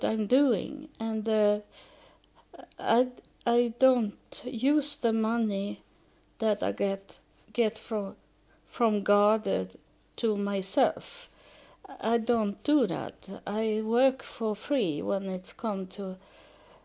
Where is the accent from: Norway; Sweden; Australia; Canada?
Sweden; English is a second language; moved away as an adult; also born or lived in United States; I live in Sweden, and I was born in Sweden, but I have been living in the United States for 6 years, so I can speak a little English